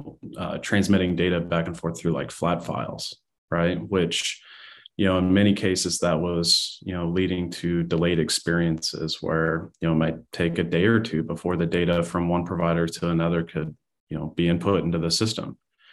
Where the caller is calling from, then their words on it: Omaha, Nebraska, United States; Beautiful Omaha, Nebraska. So September is a fantastic month here in Nebraska.